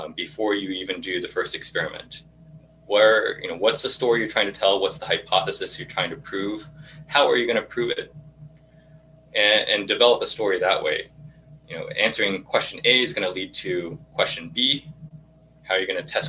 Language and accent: English; Irvine, California, United States; I grew up in Irvine, which is predominantly Asian, and specifically a lot of Japanese